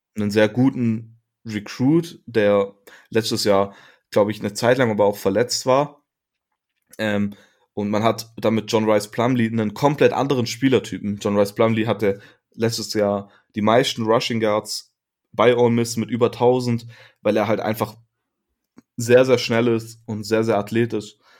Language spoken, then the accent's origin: German; Germany; als Deutscher